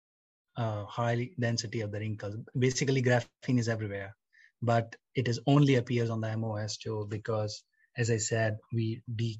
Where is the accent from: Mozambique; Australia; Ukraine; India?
India; now in United Kingdom; I'm from India